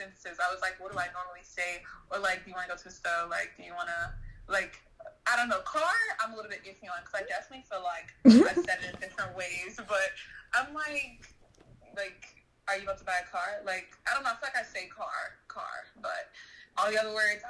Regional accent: Chicago, Illinois, United States; I'm originally from Chicago

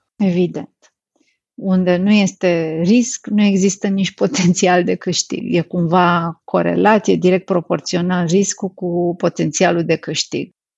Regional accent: Romania; pentru noi ca și români

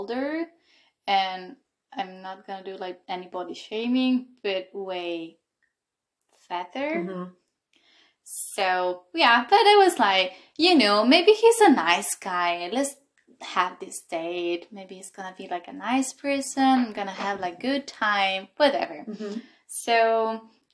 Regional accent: Italy; moved away as an adult; now in Berlin, Germany; I'm from Italy, actually, and I've been in Berlin since 2 years

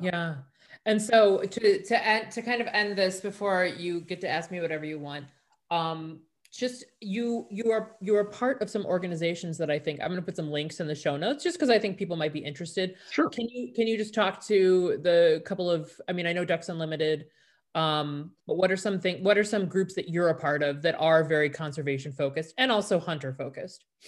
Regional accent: Chicago, Illinois, United States; growing up in Chicago

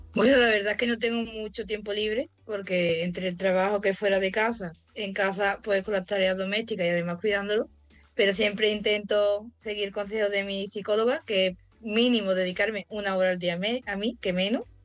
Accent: Olvera, Andalusia, Spain; moved away as an adult; now in Estepona, Spain; soy de Estepona, bueno, vivo en Estepona, soy de Olvera, de un pueblecillo de Cádiz.

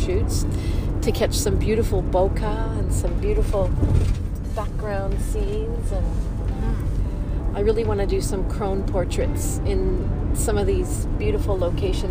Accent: Toronto, Ontario, Canada; I'm from Toronto

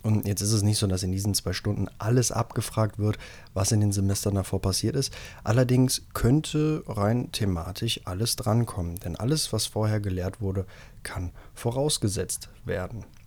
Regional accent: Rhineland, Germany; bei uns im Rheinland

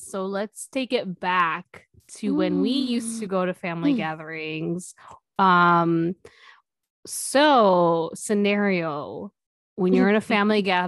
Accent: Midwest, United States; we're from the Midwest.

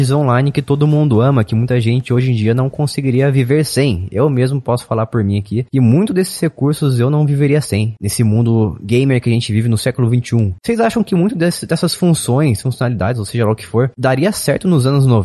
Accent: United Kingdom; Eu falo Rocket porque eu sou britânico.

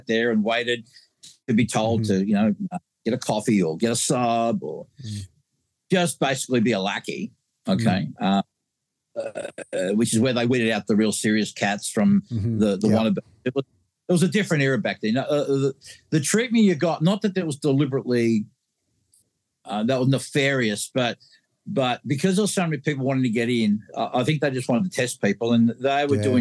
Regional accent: Australia; I'm from Australia

